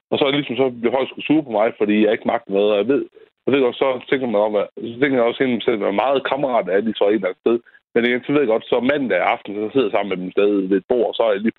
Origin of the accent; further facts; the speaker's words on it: Tørning, Denmark; also born or lived in Ellinge; Ja, jeg kommer fra Tørning. Så flyttede jeg tilbage til Tørning